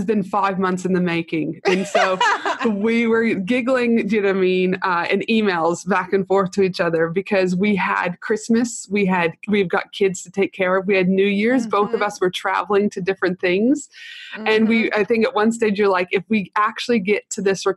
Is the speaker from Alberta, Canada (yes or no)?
yes; Alberta, Canada; moved away; I'm from Alberta initially, which is on the West Coast